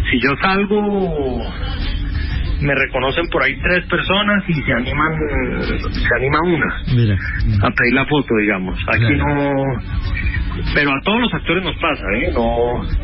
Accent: Colombia

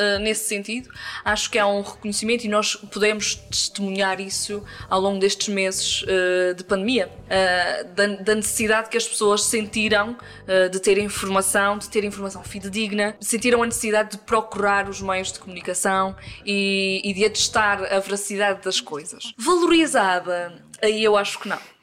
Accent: Angra do Heroísmo, Azores, Portugal; no Conselho de Angra do Heroísmo, freguesia de Santa Bárbara

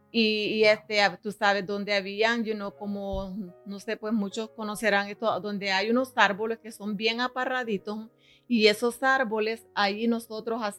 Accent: El Salvador; Soy del Salvador, donde mi familia pues es bastante grande.

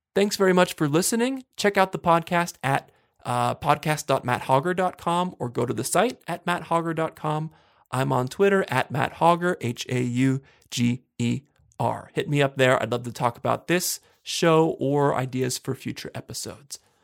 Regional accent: Johnstown, Pennsylvania, United States; I grew up in Johnstown, Pennsylvania

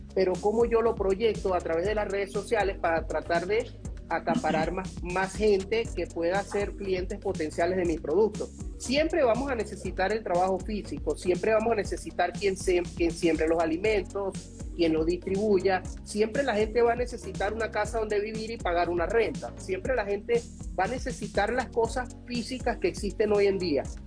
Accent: Venezuela; yo soy venezolano

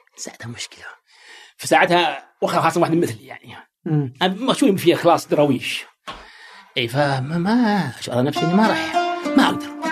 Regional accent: Saudi Arabia; also born or lived in United States; عندنا في السعوديه

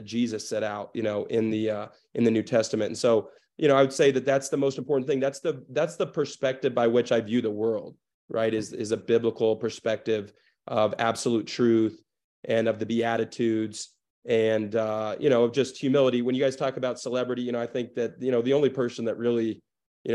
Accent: Des Moines, Iowa, United States; also born or lived in Bogota, Colombia; now in Denver, United States; I grew up in Des Moines, Iowa.

